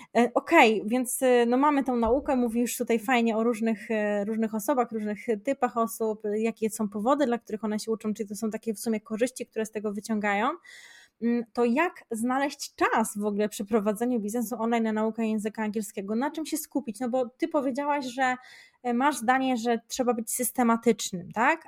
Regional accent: Szczecin, West Pomeranian Voivodeship, Poland; u nas w Szczecinie to bardziej trzeba byłoby się uczyć tego niemieckiego

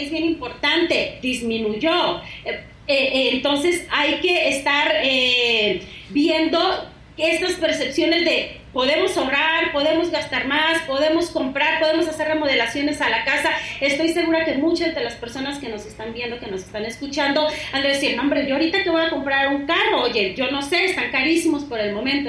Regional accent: Sinaloa, Mexico; moved away; yo soy de Sinaloa

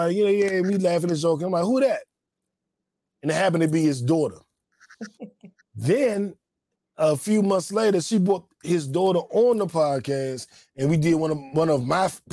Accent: Washington, District of Columbia, United States; I grew up in D.C.

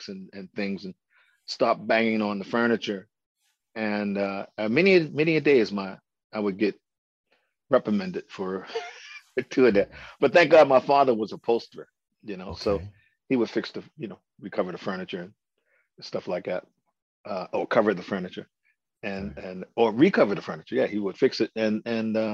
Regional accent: Baltimore, Maryland, United States; I grew up in Baltimore, Maryland. I was born right here in Baltimore, Maryland

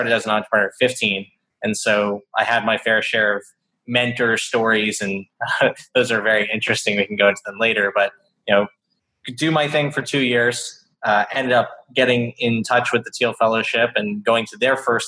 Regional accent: Boca Raton, Florida, United States; also born or lived in Atlanta, Georgia; now in New York City, United States; I grew up in South Florida. Yeah, Boca Raton

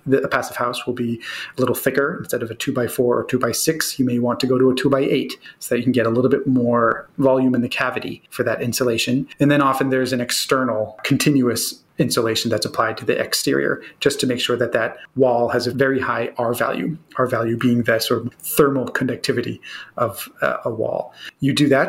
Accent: Boston, Massachusetts, United States; we're hardy Bostonians

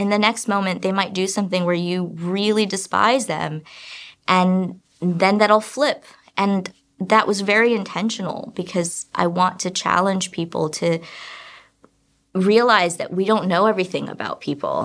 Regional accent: China; I'm also from China

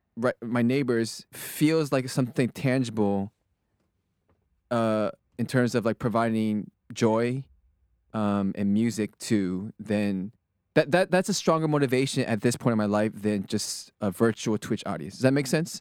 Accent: Sugar Land, Texas, United States; moved away as an adult; also born or lived in Berkeley, California; born and raised in Texas, went to school at Berkeley

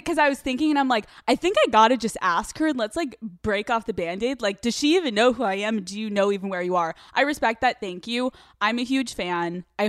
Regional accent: Newtown, Pennsylvania, United States; However, let me bring us down to equilibrium. I'm from Pennsylvania.

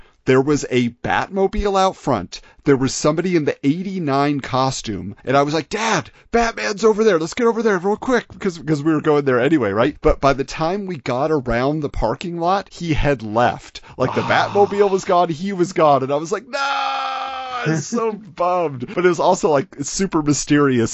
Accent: Irvine, California, United States; we're from Irvine, we're down in Orange County

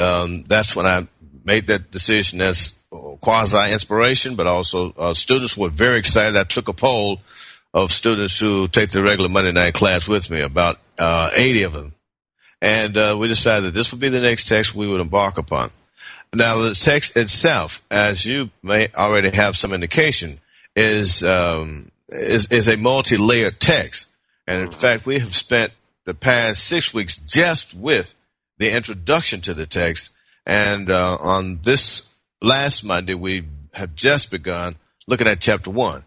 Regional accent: Memphis, Tennessee, United States; moved away as an adult; also born or lived in Berkeley, California; now in Decatur, United States; I'm from Memphis, Tennessee

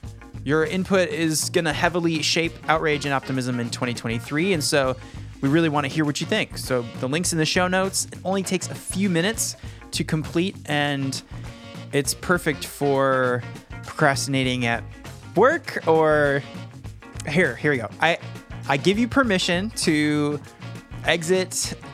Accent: Michigan, United States; Michigan, my home state

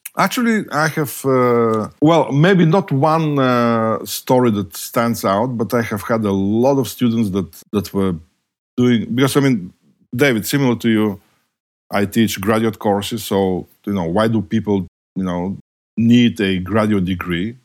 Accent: Bulgaria; moved away as an adult; I was born and raised in communist Bulgaria

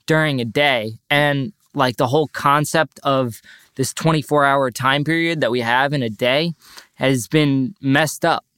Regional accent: North Shore, Long Island, New York, United States; also born or lived in Boulder, Colorado; I also graduated from North Shore High School, and I'm from the North Shore, Long Island

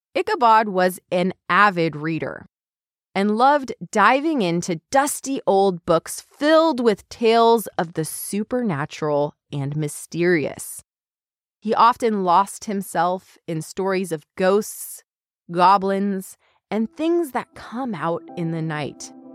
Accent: California, United States; growing up in California

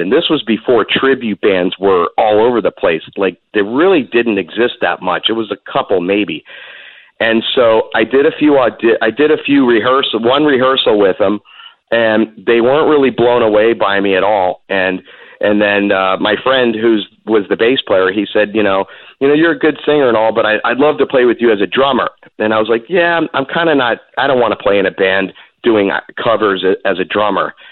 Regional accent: Seminole, Florida, United States; a mall right where I where I lived in Seminole called Gateway Mall

